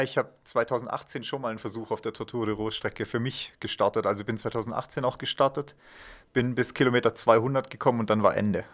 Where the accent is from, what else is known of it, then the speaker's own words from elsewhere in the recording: Villingen-Schwenningen, Baden-Württemberg, Germany; now in Füssen, Germany; ursprünglich komme ich aus dem Schwarzwald, aus Villingen-Schwenningen